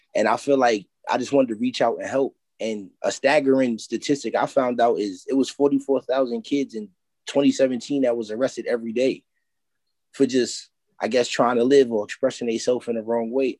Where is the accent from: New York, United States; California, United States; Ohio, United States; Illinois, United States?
New York, United States; New York City; I come from Harlem.